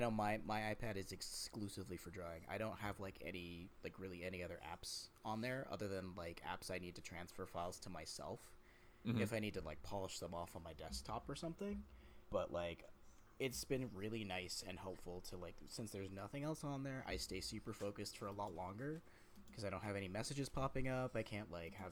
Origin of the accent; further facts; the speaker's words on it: Georgia, United States; moved away as an adult; also born or lived in Puerto Rico / Florida; now in Canada; Georgia, which is what I consider where I grew up. Where I grew up in Georgia.